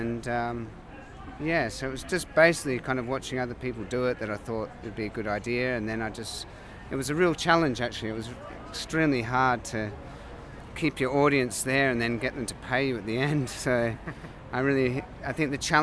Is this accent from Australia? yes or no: yes; Adelaide, South Australia, Australia; I'm from Australia, Adelaide